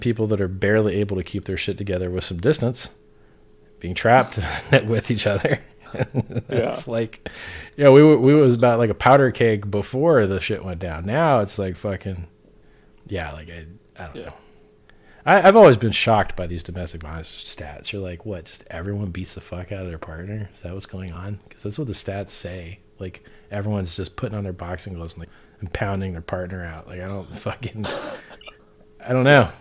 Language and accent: English; Florida, United States; I'm from Florida